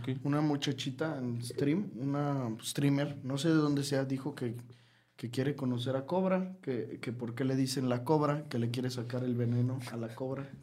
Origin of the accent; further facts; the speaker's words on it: Mexico; Somos mexicanos